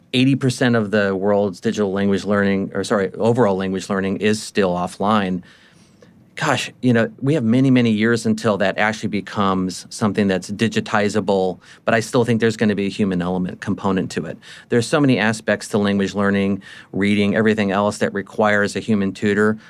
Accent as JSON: {"language": "English", "country": "United States", "said": "me being an American."}